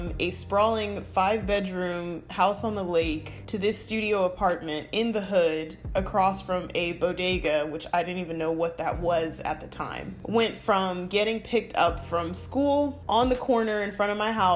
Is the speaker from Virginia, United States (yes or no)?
no; Stone Mountain, Georgia, United States; I was 13 years old and I grew up in East Atlanta, Georgia, east of Atlanta, Stone Mountain